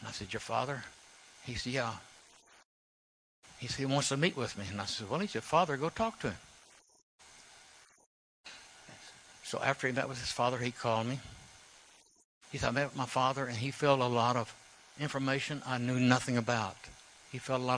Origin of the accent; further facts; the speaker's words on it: Waco, Texas, United States; I was born and raised in Waco